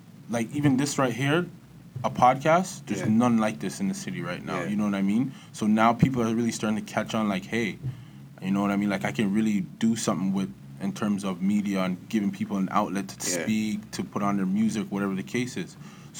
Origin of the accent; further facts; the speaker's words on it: Toronto, Ontario, Canada; also born or lived in London, Ontario; now in Ajax, Canada; I grew up in the East End. Was really came down from London when I was a little kid. Came down to the West End by Kipling and Albion. Then I moved to Scarborough when I was about 8. Moved to the east side of Scarborough. And yeah, Galloway to be specific.